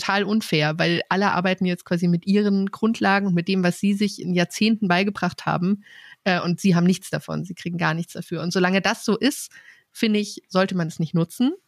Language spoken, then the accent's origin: German; Rhön, Germany; now in Hamburg, Germany; wir kommen beide aus der Rhön